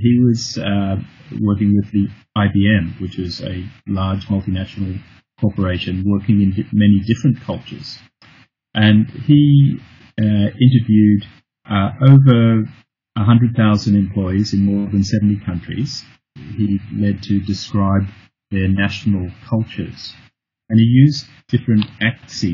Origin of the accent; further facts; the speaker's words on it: Australia; moved away as an adult; also born or lived in United Kingdom / Tanzania / Hong Kong; I'm originally from Australia, and I've just recently returned to Australia after 30 years abroad.